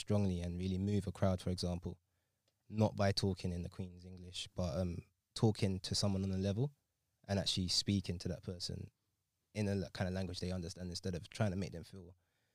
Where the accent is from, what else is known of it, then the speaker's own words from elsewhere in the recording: Sierra Leone; I'm from Sierra Leone